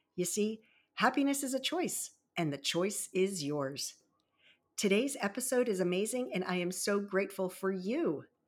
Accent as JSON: {"language": "English", "area": "Baltimore and Annapolis area", "region": "Maryland", "country": "United States", "tie": "born or raised there", "also_born_or_lived": "Virginia Beach, Virginia", "said": "raised in the Baltimore and Annapolis area"}